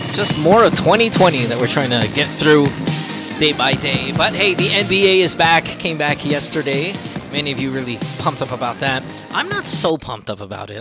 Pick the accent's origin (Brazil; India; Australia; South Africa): India; the Indian accent, you know, I'm Indian.